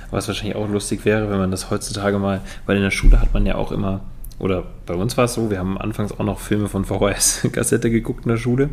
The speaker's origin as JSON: {"language": "German", "region": "Rhineland", "country": "Germany", "said": "Bei uns im Rheinland"}